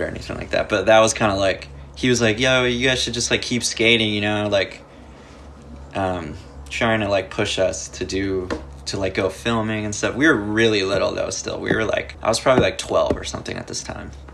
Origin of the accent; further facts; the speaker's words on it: Los Angeles, California, United States; I grew up in LA. Like, my room that I'm sitting in right now is pretty much the area that I grew up. Like, I just grew up around Echo Park and Silver Lake.